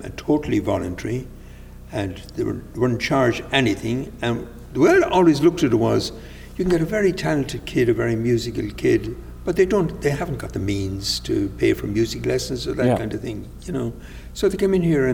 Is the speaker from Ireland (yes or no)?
yes; Carrick-on-Suir, Munster, Ireland; moved away as an adult; also born or lived in Waterford / London; now in Clonmel, Ireland; I was born and reared in Carrick and Shure.